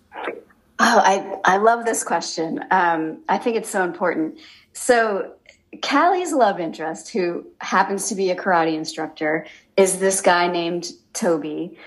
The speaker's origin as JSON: {"language": "English", "region": "Massachusetts", "country": "United States", "tie": "born or raised there", "said": "I was a reporter in my actually my hometown in Massachusetts"}